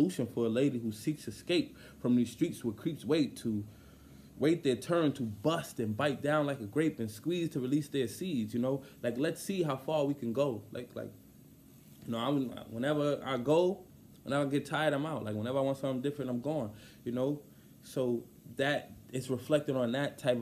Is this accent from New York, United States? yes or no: yes; New York, United States; I'm from New York